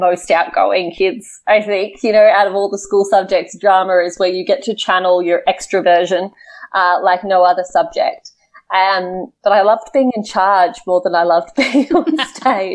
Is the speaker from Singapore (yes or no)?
no; Canberra, Australian Capital Territory, Australia; I grew up in Canberra, which is Australia's capital city